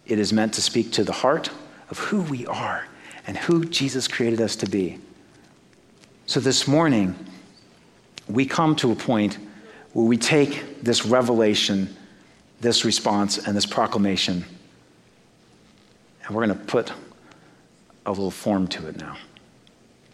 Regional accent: Great Plains, United States; accent: Great Plains; also born or lived in North East England; my Great Plains accent

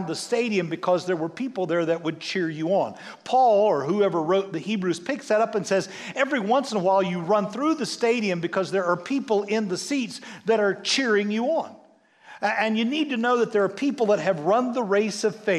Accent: United States; we as American Western people

